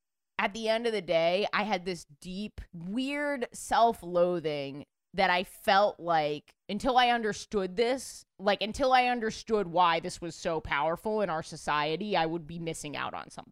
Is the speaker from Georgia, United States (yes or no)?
no; New York, United States; I'm born and raised in New York